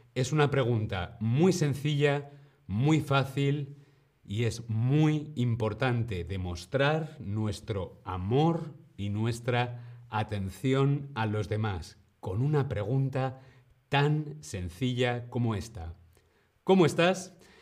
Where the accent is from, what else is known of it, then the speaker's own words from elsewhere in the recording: Spain; yo soy de España